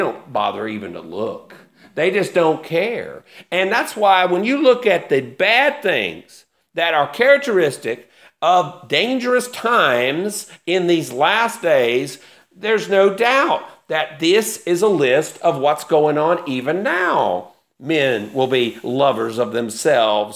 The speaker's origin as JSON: {"language": "English", "country": "United States", "said": "I am very pro-American. I'm very patriotic for my country"}